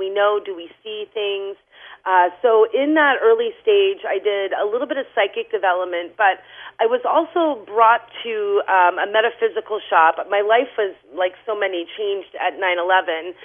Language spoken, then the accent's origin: English; New Hampshire, United States; moved away as an adult; also born or lived in Lowell, Massachusetts; I'm actually originally from New Hampshire